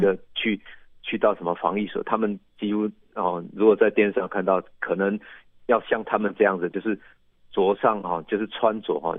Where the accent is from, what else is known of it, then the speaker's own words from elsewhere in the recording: Yilan County, Taiwan; 那到我们宜兰这边，我们宜兰比较